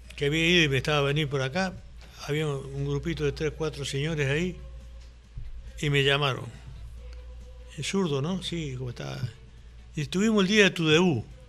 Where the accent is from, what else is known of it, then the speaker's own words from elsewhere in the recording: Villa María, Córdoba, Argentina; moved away as an adult; now in Colombia; me he ido a mi pueblo, a mi ciudad, Villa María, Córdoba